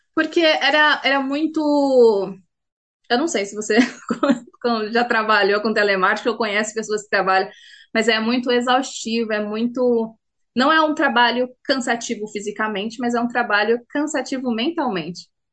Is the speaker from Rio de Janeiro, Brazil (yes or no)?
no; Itu, São Paulo, Brazil; moved away as an adult; now in Auckland, New Zealand; Nasci na cidade de Itu, vivi lá durante a minha vida inteira. E a única mudança que eu fiz foi para cá, para Nova Zelândia